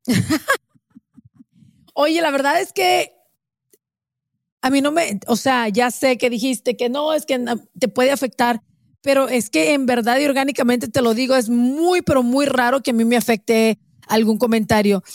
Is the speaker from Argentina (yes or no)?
no; Mexico; yo soy mexicana